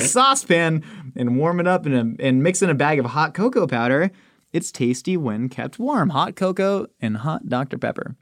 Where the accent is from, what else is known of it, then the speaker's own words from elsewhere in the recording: California, United States; also born or lived in Maryland / Kansas City, Missouri; I was born in Maryland, then at three months, I went to Kansas City, Missouri, and lived there till I was four. Did one year of preschool in K C Mo, and then came to California